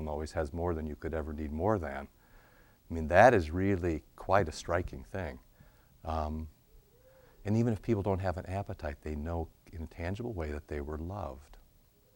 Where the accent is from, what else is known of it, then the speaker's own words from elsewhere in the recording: Cedar Rapids, Iowa, United States; Cedar Rapids, Iowa, my hometown